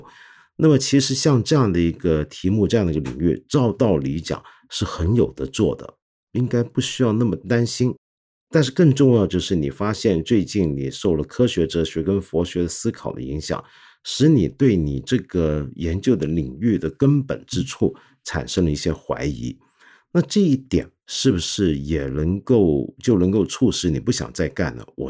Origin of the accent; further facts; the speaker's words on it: China; 在我们中华人民共和国里面，